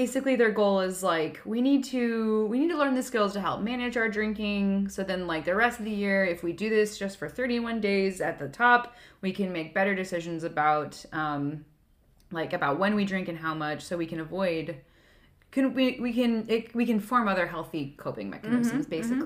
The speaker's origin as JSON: {"language": "English", "country": "United States", "said": "as an American"}